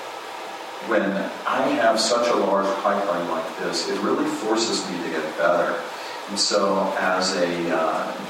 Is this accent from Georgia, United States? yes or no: yes; Georgia, United States; My home state of Georgia